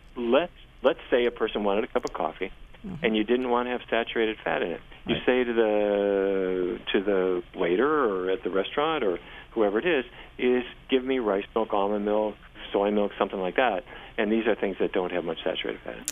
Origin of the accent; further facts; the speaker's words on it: Fargo, North Dakota, United States; I grew up in Fargo, North Dakota